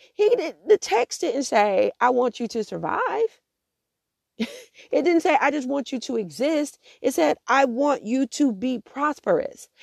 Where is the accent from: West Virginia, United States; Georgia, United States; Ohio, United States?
Georgia, United States; Augusta; also born or lived in Atlanta / Columbia, South Carolina; my home city of Augusta